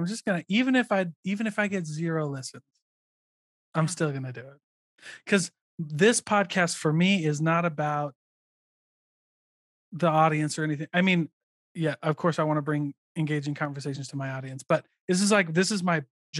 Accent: Midwest, United States; I mean, I guess it's an everywhere game, but I grew up in the Midwest.

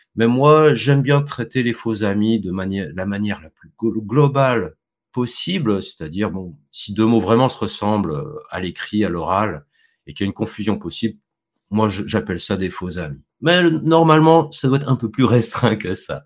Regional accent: Vendée, Pays de la Loire, France; moved away as an adult; now in Poland; je viens de, de France, d'un Petit département, euh, rural, campagnard, qui s'appelle, euh, la Vendée

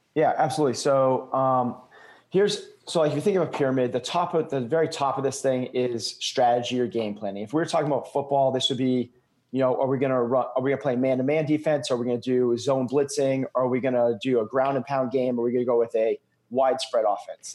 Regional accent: New England, United States; I'm from New England.

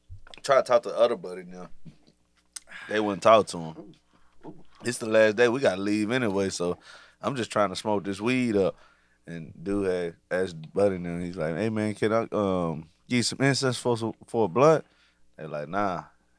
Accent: Tennessee, United States; I said, I'm from Tennessee.

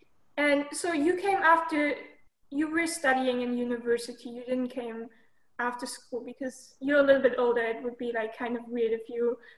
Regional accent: Germany; English is a second language; now in Normandy, France; I'm currently 19 years old. I'm from Germany

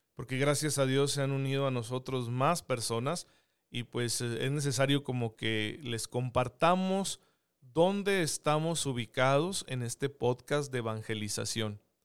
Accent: Saucillo, Chihuahua, Mexico; now in Chihuahua, Mexico; Yo soy originario de Saucillo

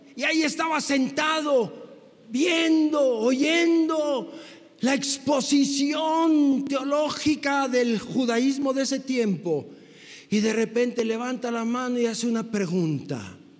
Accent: Mexico; como mexicanos occidentales

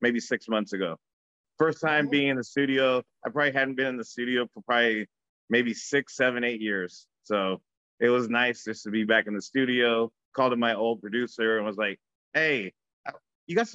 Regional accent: Bakersfield, California, United States; moved away as an adult; now in Los Angeles, United States; I grew up in Bakersfield

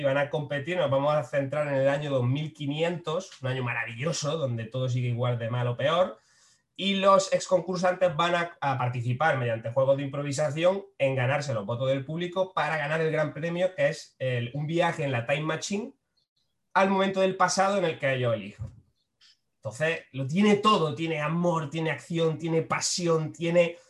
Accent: Frailes, Andalusia, Spain; now in Málaga, Spain; soy de Frailes, que es un pueblo de Jaén.

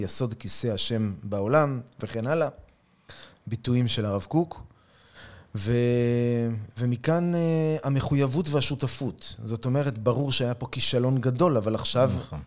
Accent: Tel Aviv, Tel Aviv District, Israel; moved away as an adult; now in Kiryat Arba; אני יליד תל אביב, וגדלתי פה באזור, באזור המרכז

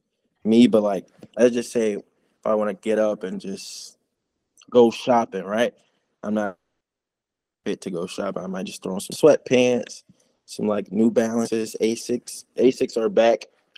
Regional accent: Chicago, Illinois, United States; It's kind of how I grew up around Chicago. Everyone wanted to be the flyest kid.

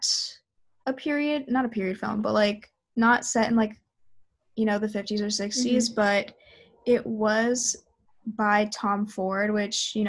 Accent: Canada; I'm from Canada

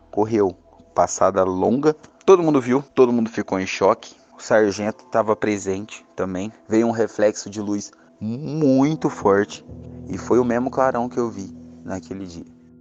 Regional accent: Caxambu, Minas Gerais, Brazil; sou mineiro, natural de Caxambu, Minas Gerais

